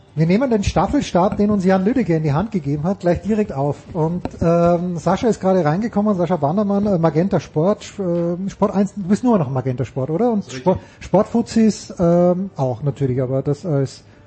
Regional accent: Austria; moved away; ich bin ja Österreicher

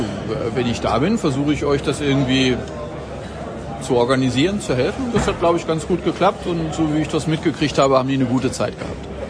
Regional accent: Celle, Lower Saxony, Germany; also born or lived in Bremen; now in Bad Oeynhausen, Germany; gebürtig in Celle in Niedersachsen

